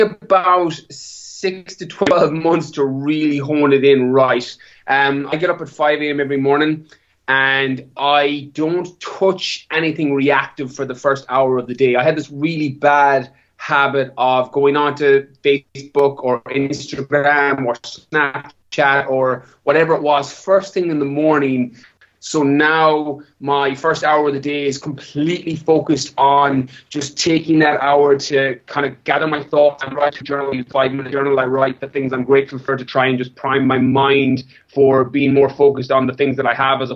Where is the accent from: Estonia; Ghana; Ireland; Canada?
Ireland; moved away as an adult; also born or lived in California; I'm from Ireland, born and bred, apart from my time away.